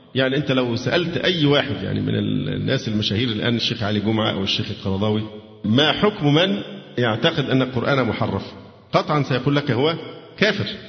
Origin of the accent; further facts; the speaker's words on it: Egypt; عندنا في مصر